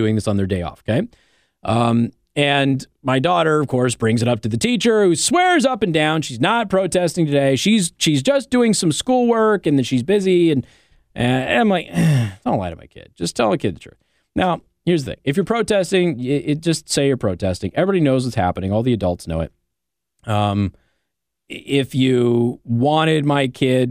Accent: Nevada, United States; now in Indiana, United States; I come from Nevada

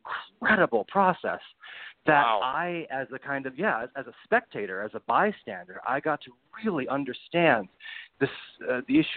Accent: Rhode Island, United States; now in Brooklyn, United States; I'm from Rhode Island

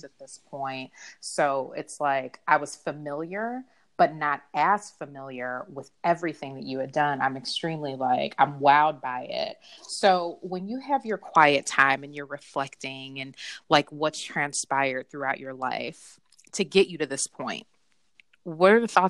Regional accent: Chicago, Illinois, United States; I'm from the South Side, too

